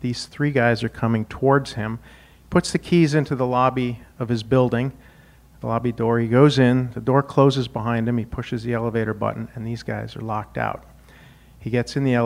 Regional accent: Wyoming, United States; moved away as an adult; also born or lived in Indiana; I grew up in Wyoming

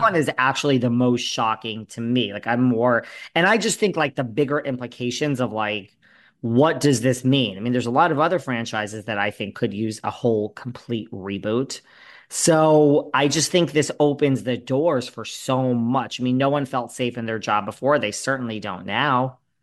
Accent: New York, United States; also born or lived in Los Angeles; I split my time between New York and L A, but I am a hardcore New Yorker

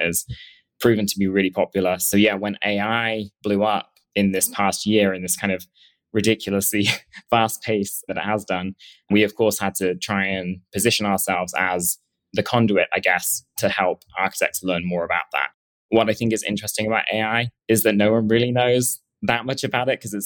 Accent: England, United Kingdom; moved away as an adult; also born or lived in Edinburgh / London; now in New York, United States; I originally am from England

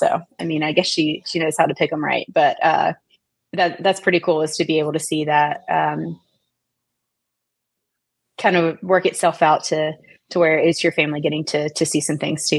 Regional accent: Appalachia, United States; I grew up in Coal Country, USA, right? And so I had a lot of country music as my walk-up songs.

